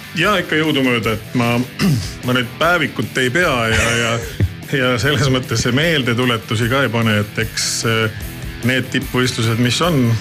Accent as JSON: {"language": "Estonian", "region": "Saare County", "country": "Estonia", "said": "mina olen Saaremaalt pärit"}